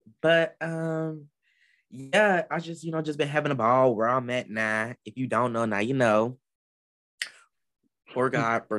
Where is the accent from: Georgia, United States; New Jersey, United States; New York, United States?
Georgia, United States; Atlanta; Shout out to my hometown of 404.